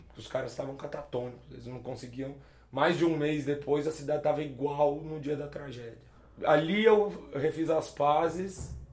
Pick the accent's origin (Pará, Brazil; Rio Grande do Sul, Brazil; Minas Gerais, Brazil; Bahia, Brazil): Minas Gerais, Brazil; Belo Horizonte; moved away; also born or lived in Conceição do Mato Dentro / Dom Joaquim / Juquitiba / Florianópolis; sou mineiro, eu sou, sou, de Belo Horizonte, mas cresci indo pro interior, pra Conceição do Mato Dentro, Dom Joaquim